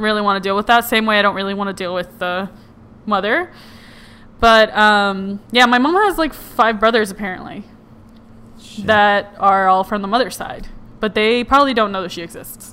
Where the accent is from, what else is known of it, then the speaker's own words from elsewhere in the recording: Puerto Rico; moved away; I was raised in Puerto Rico